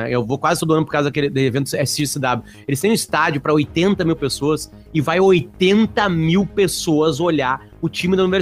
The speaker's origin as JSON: {"language": "Portuguese", "town": "Alegrete", "region": "Rio Grande do Sul", "country": "Brazil", "said": "eu sou do Alegrete fui para lá, para Santa Maria."}